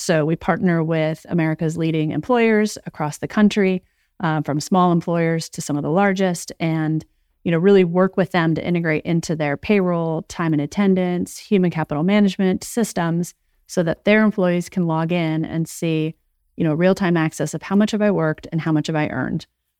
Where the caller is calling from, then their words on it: New Jersey, United States; I am calling in from New Jersey.